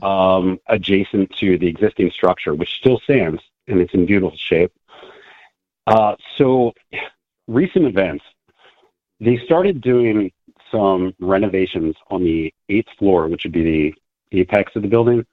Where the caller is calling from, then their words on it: Lancaster, Pennsylvania, United States; I'm calling from Lancaster, Pennsylvania